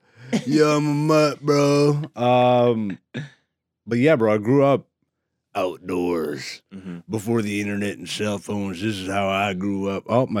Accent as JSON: {"language": "English", "country": "Canada", "tie": "born or raised there", "also_born_or_lived": "Europe", "said": "being an African born in Europe and then raised in Canada."}